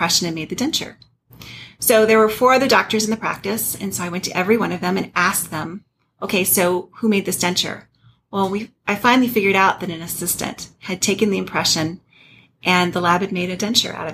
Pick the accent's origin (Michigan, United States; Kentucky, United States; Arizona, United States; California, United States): Arizona, United States; Flagstaff; also born or lived in Birmingham, Alabama / Phoenix, Arizona; I grew up in Flagstaff, and I went to Northern Arizona University